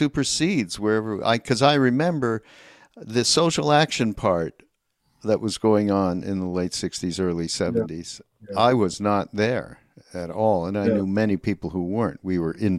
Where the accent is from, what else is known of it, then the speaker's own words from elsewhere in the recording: Canada; I'm from Canada